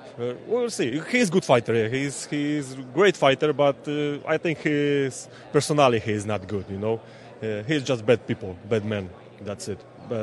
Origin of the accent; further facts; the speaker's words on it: Poland; English is a second language; I'm from Poland.